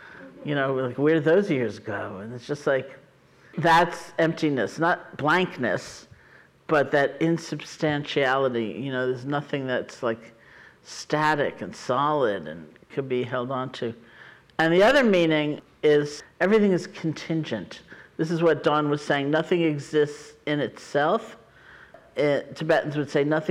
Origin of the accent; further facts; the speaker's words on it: New York City, New York, United States; moved away; I grew up in New York City